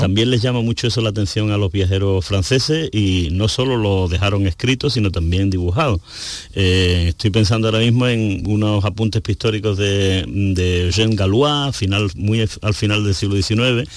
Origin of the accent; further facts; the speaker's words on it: San Juan del Puerto, Andalusia, Spain; yo soy nacido en San Juan del Puerto